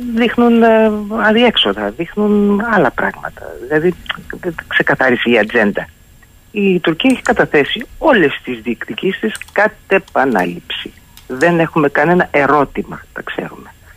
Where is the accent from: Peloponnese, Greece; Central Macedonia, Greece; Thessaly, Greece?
Central Macedonia, Greece; Thessaloniki; Θεσσαλονίκη η πατρίδα μου